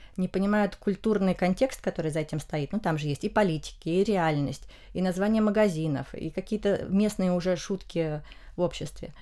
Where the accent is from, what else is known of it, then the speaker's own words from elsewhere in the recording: Russia; в России мы изучаем испанский из Испании